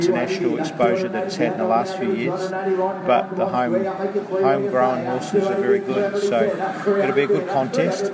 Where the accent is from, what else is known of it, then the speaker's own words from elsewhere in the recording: New Zealand; now in Australia; for my sake New Zealand, being a New Zealander